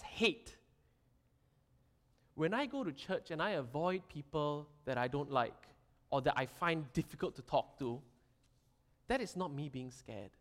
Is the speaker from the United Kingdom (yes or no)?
no; Singapore; Being Singaporean